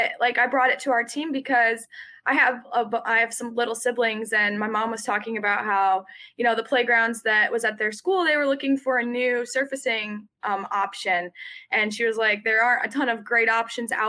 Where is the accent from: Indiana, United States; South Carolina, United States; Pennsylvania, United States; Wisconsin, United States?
Indiana, United States; West Lafayette; I've grown up in West Lafayette my whole life, so been from and born and raised in Boilermaker country